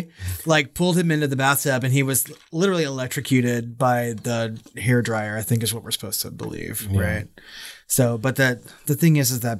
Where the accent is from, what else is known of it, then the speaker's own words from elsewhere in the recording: Texas, United States; we're both from Texas.